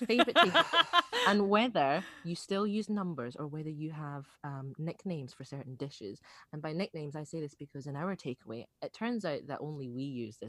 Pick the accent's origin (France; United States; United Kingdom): United Kingdom; Scotland; accent: Scottish; No, my accent gets more Scottish as they speak to me